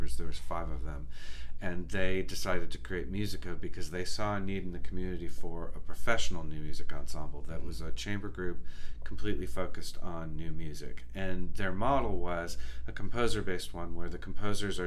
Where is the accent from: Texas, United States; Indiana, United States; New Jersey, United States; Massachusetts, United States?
Texas, United States; I'm a Texan